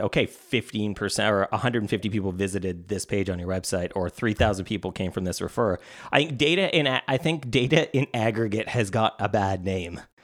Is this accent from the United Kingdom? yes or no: no; Canada; being Canadian my whole, I've lived in Canada my whole life